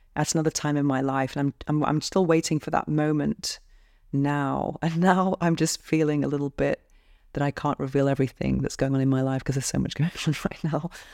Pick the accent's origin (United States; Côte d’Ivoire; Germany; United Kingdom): United Kingdom; now in Barcelona, Spain; I'm British, and I live alone in a shoebox penthouse apartment by the beach in Barcelona, Spain.